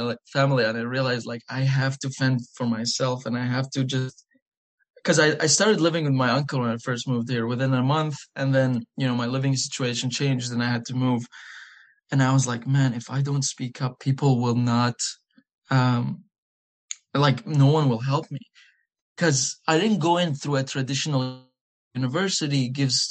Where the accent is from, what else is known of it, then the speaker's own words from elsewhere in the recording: United Arab Emirates; English is a second language; moved away as an adult; also born or lived in Iraq; now in Virginia, United States; So I am from Iraq and I've lived in the Emirates my whole life.